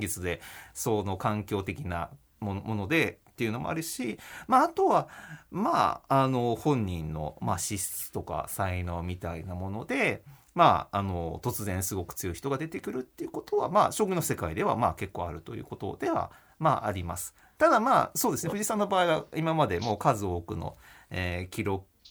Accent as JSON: {"language": "Japanese", "town": "Hachioji", "region": "Tokyo", "country": "Japan", "tie": "born or raised there", "also_born_or_lived": "Tokorozawa, Saitama", "said": "埼玉県の所沢市っていうところで生まれたんですけど、あの、まあ、幼稚園かの時からはですね、あの、八王子市というところで、まあ、引っ越しまして"}